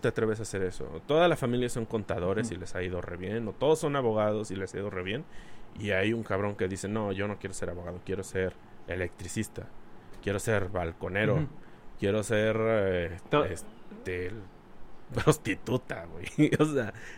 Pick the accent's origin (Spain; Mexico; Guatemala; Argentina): Mexico; nosotros como cultura mexicana